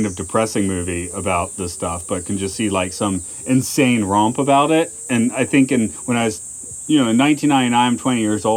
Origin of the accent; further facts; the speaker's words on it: Georgia, United States; I'm from the Confederate state of Georgia